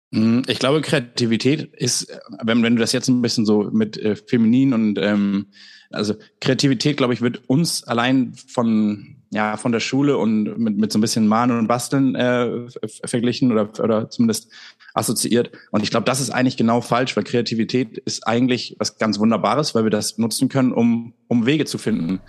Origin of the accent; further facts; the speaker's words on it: Germany; als Deutsche